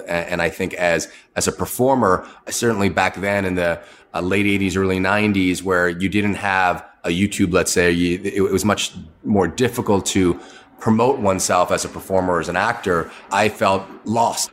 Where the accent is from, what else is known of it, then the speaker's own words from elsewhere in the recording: Boston, Massachusetts, United States; I grew up in the Boston area